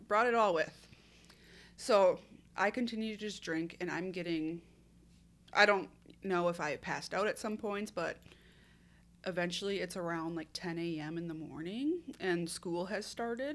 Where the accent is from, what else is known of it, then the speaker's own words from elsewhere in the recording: Minnesota, United States; I'm from Minnesota, born and raised.